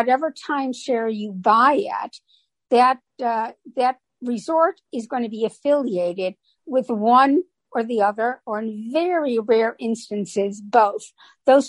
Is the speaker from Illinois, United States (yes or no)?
yes; Chicago, Illinois, United States; moved away as an adult; also born or lived in Orlando area, Florida; I'm originally from the Chicago area